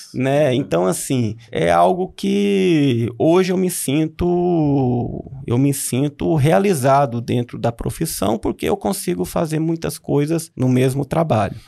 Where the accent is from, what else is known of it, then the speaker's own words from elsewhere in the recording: Unaí, Minas Gerais, Brazil; moved away as an adult; also born or lived in Belo Horizonte / Uberlândia / Brasília; eu sou natural de Unai, né? Nasci aqui, é, passei minha infância aqui em Unai.